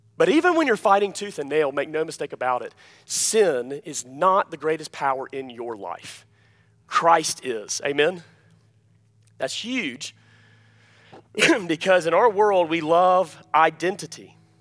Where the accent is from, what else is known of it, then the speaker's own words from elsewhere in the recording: Alabama, United States; I'm from Alabama